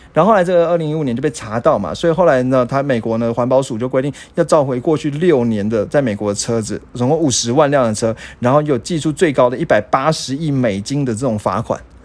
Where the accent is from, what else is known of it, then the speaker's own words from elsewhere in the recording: Taiwan; 我们台湾人勤俭持家的风格